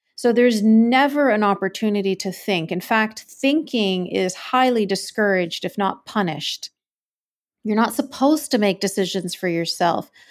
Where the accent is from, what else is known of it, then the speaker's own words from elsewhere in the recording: Canada; I was born and raised in Canada.